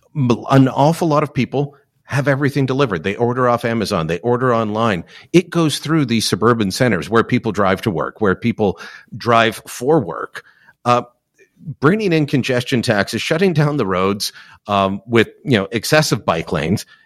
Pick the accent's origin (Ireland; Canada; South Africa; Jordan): Canada; Hamilton, Ontario; that's my hometown